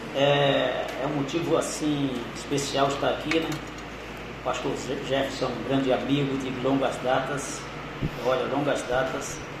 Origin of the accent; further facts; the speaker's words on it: Pernambuco, Brazil; now in São Paulo, Brazil; Eu nasci no estado de Pernambuco, moro em São Paulo já há 28 anos, fazer 29 anos